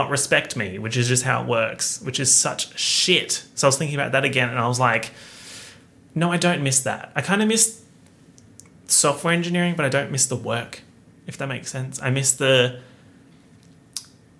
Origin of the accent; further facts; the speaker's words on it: Australia; being an Australian YouTuber